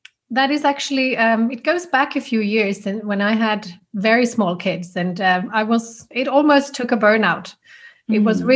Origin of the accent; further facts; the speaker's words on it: Finland; moved away as an adult; also born or lived in Switzerland; now in Zurich, Switzerland; I'm originally from Finland, the Nordic country of pure quiet and beautiful wilderness.